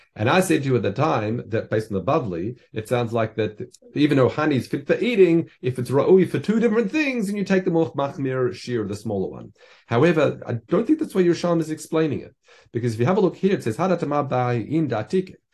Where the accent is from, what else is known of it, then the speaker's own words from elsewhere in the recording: Australia; I grew up in Australia